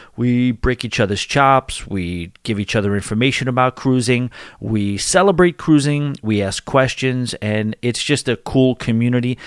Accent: New York City, New York, United States; Born and raised in New York City

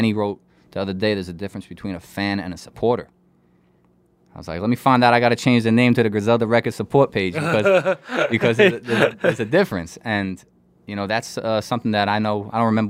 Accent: New York, United States; Listen, I'm from Long Island, so

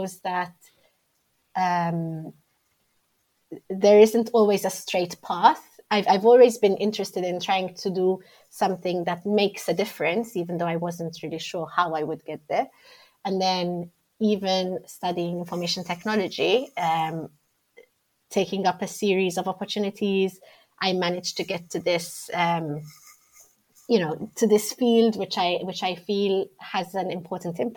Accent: Malta; moved away as an adult; also born or lived in Rome, Italy; now in London, United Kingdom; I grew up in Malta.

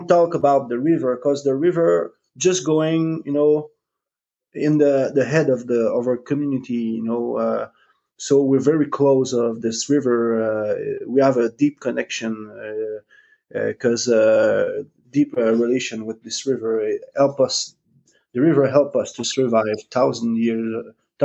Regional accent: Innu community, Quebec, Canada; English is a second language; I'm from Innu community. Innu mean human being in my language

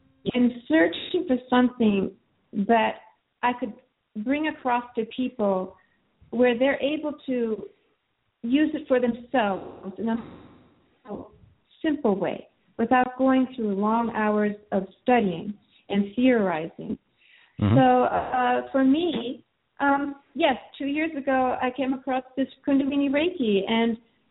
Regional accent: Japan; now in United States; I grew up being kind of very weak and going in and out of hospital. And especially in Japan, I'm Japanese American

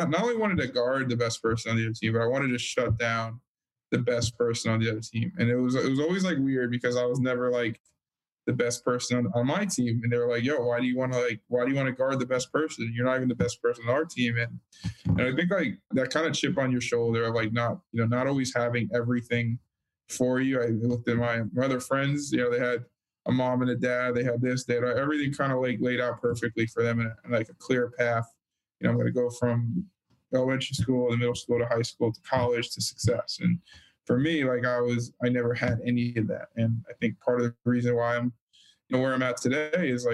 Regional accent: Freehold, New Jersey, United States; moved away; also born or lived in Los Angeles; From Freehold Borough, New Jersey. So I'm from the central, very humble, small little town in the middle of central New Jersey

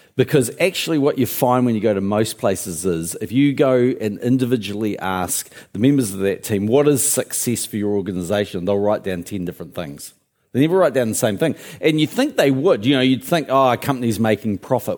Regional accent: Christchurch, Canterbury, New Zealand; also born or lived in Auckland; I actually grew up in Christchurch, went to Burnside High, um, but, but I was born in Auckland

